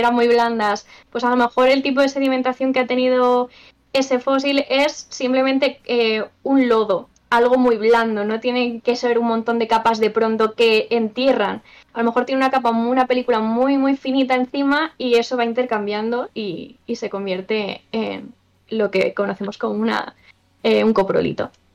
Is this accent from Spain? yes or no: yes; Extremadura, Spain; En Extremadura, Secarral, mi pueblo está allí